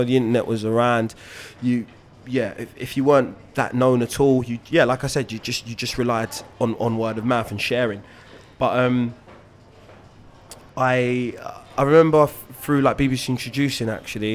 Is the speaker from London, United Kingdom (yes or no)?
yes; London, United Kingdom; growing up in Hackney